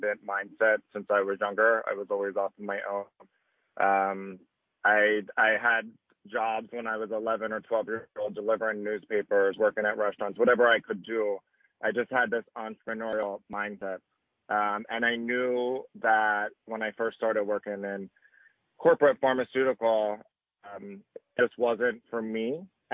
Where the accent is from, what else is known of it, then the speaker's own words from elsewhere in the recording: outside of Philadelphia, Pennsylvania, United States; I grew up outside of Philadelphia in more of a smaller town. So it was about 20 minutes outside of the city